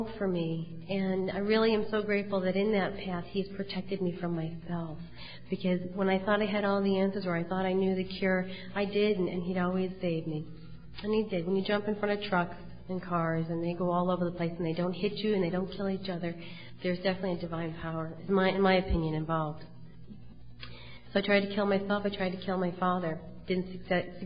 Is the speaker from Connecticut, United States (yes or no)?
yes; Cheshire, Connecticut, United States; also born or lived in Wallingford, Connecticut; I grew up in Cheshire